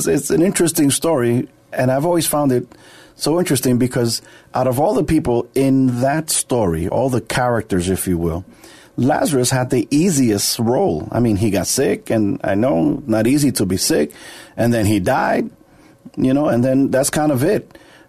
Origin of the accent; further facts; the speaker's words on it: New York, United States; From New York.